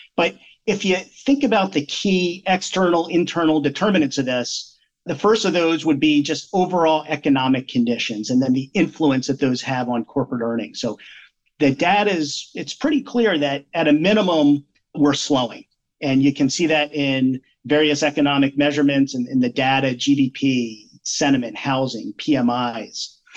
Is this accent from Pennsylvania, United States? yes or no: yes; Pennsylvania, United States; moved away as an adult; also born or lived in New England; now in Central Connecticut, United States; where I was raised in Pennsylvania